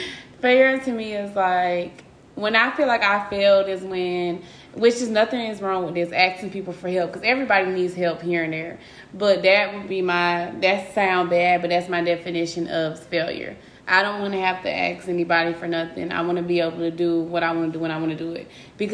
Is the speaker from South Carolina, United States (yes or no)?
yes; Florence, South Carolina, United States; I'm from Florence, South Carolina. I'm a city girl, period.